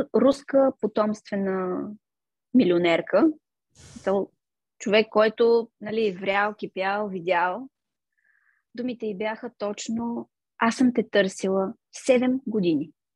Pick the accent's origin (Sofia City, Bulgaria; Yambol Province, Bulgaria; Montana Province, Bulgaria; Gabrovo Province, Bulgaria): Gabrovo Province, Bulgaria; Gabrovo; moved away as an adult; also born or lived in Veliko Tarnovo, Bulgaria; now in London, United Kingdom; аз съм отраснала в Габрово, на 19 години отидох в Търново